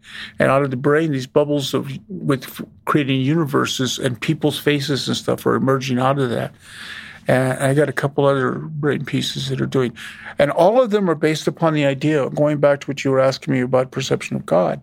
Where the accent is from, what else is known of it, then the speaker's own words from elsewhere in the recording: Wyoming, United States; growing up in Wyoming was torturous